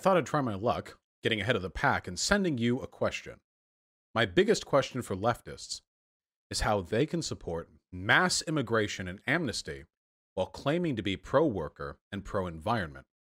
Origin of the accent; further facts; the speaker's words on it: United States; I was just born here